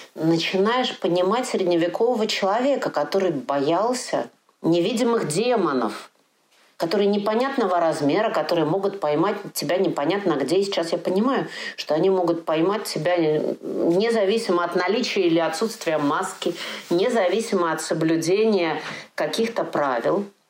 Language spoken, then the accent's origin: Russian; Moscow, Russia; now in Germany; мой родной город это тоже Москва